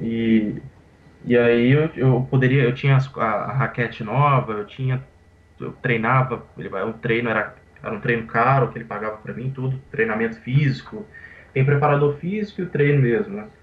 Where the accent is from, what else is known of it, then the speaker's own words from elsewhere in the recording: Vitória, Espírito Santo, Brazil; also born or lived in Teresina, Piauí; eu nasci no Piauí, Teresina, só que com um ano de idade, mais ou menos, meus pais eles foram para Vitória